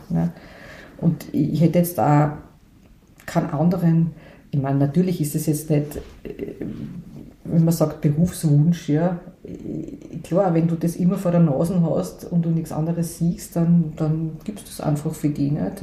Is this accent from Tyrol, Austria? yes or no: no; Graz, Styria, Austria; ich bin aufgewachsen in einer sehr, äh, sag jetzt einmal, behüteten Familie. Äh, wir, ich bin aus Graz ursprünglich